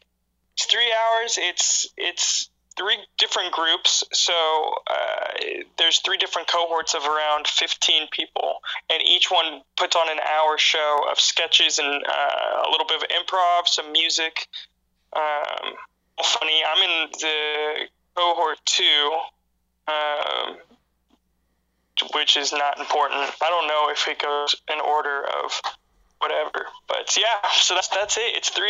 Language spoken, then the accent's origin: English; Texas-Oklahoma area, United States; now in Chicago, United States; I mean, I'm from Texas, Oklahoma area.